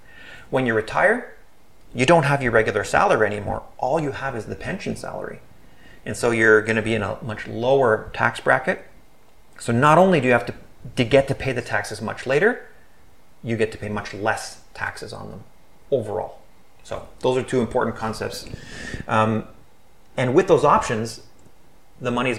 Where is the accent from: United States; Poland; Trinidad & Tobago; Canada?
Canada; we're from Canada